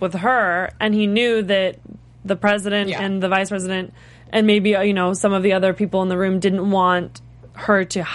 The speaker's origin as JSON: {"language": "English", "region": "West Coast", "country": "United States", "tie": "born or raised there", "said": "I grew up on the West Coast"}